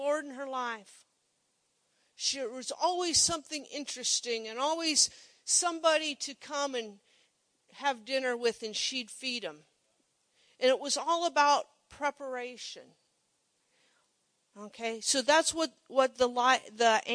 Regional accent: Monroe, United States; I grew up in Monroe, little town

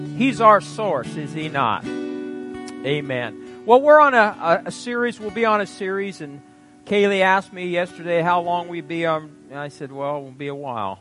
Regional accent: Fairbury, Nebraska, United States; I graduated from junior college in my hometown of Fairbury.

